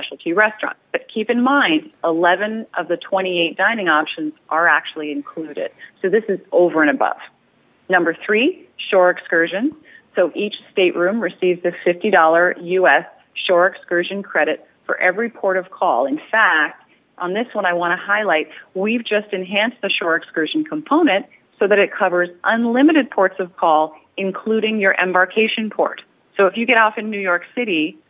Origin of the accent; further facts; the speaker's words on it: Canada; I'm Canadian